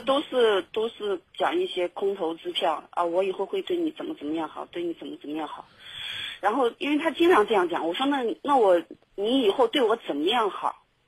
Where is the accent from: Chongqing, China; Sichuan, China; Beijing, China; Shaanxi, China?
Shaanxi, China; now in Guangdong, China; 我可能还是要回，回我们陕西那边